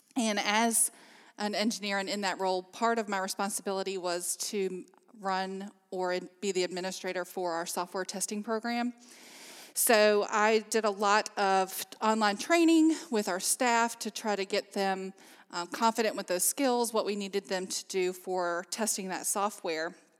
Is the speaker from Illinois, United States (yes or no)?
no; Amherst County, Virginia, United States; I'm actually from Amherst County, so I've lived here all my life